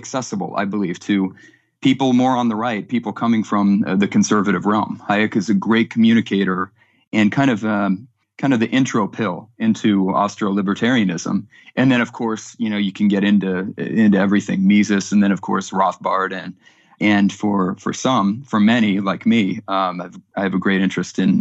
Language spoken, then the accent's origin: English; California, United States; also born or lived in Texas; I grew up between California and Texas. I'm a Californian now, living back here in California's Central Valley